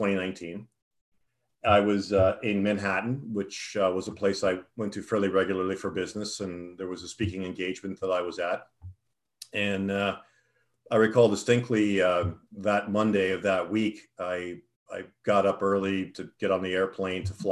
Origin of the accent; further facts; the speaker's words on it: Toronto, Ontario, Canada; I grew up in Toronto.